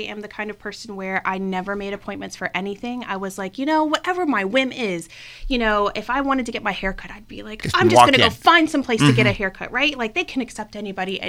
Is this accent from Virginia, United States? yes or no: yes; Richmond, Virginia, United States; I have lived in Northern Virginia and I am from Richmond as well